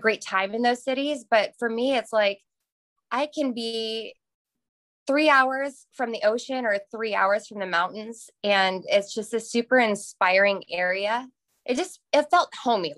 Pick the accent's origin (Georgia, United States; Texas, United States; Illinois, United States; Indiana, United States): Indiana, United States; moved away as an adult; now in Concord, United States; I was born in Indiana and I moved to Charlotte about 6 years ago